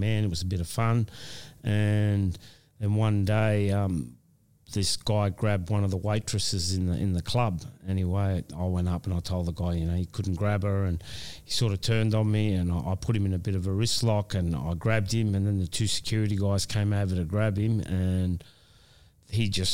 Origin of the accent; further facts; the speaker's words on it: Wollongong, New South Wales, Australia; this is my hometown.